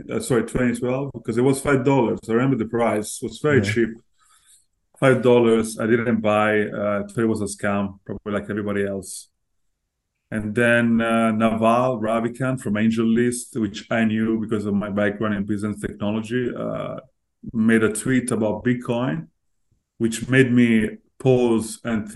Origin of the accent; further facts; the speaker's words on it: Florence, Tuscany, Italy; moved away as an adult; also born or lived in London; I was born and raised in Italy, Florence